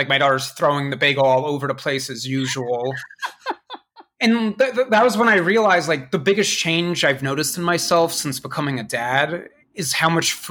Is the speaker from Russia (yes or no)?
yes; Russia; born there; I was born in Russia, I speak Russian, and I pirate software.